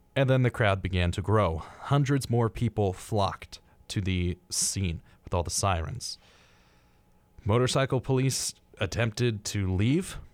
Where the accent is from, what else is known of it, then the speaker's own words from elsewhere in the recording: United States; as an American, my geographical knowledge is very, very slim